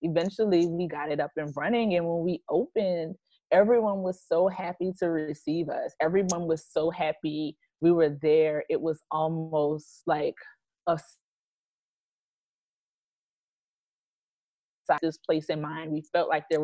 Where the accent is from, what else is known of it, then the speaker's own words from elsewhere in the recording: New Orleans, Louisiana, United States; moved away as an adult; now in Dallas area, United States; We're originally from New Orleans